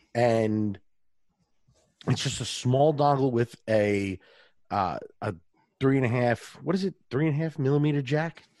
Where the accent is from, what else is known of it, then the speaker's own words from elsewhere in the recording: New York, United States; accent: New York; a New York accent, my regular accent